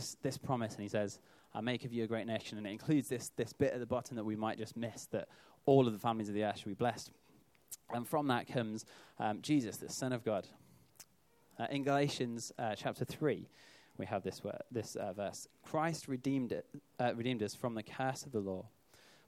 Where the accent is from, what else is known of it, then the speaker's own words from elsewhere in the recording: United Kingdom; I think of myself obviously as a British citizen.